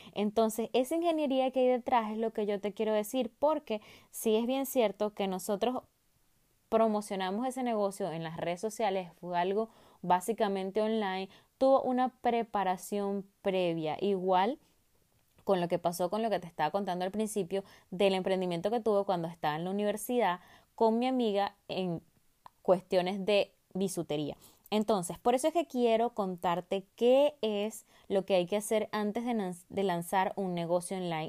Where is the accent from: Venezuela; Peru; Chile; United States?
Venezuela; moved away; una empresa en mi país natal, Venezuela